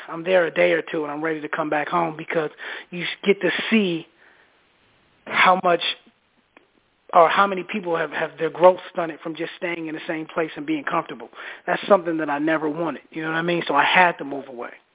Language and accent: English; Minneapolis, Minnesota, United States; now in Atlanta, United States; I'm from Minneapolis